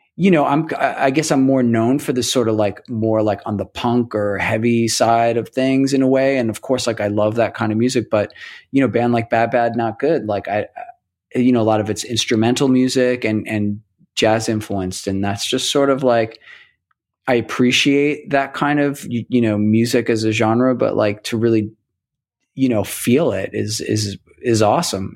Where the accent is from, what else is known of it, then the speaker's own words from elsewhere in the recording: New York City, New York, United States; also born or lived in State College, Pennsylvania / Astoria, Queens / Toledo, Ohio; I grew up in Rockaway Beach in Queens